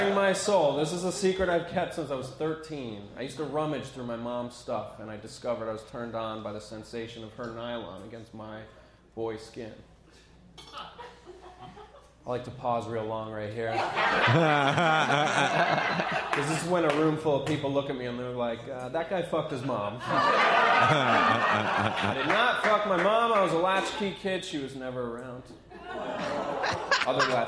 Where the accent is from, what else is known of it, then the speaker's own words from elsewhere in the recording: Ulster County, New York, United States; I grew up in Ulster County. It's a farm town where I'm from